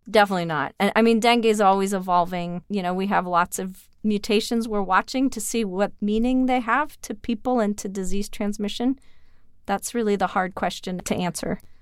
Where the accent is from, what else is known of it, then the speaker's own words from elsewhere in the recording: Canada; I'm Canadian